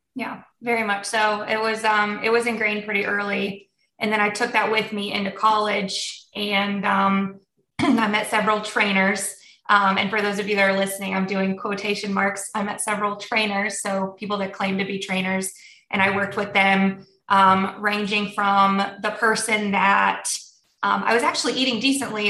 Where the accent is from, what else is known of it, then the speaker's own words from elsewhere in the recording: United States; first language Polish; also born or lived in Germany; we came to the States when I was six months old. So I um, was raised in the States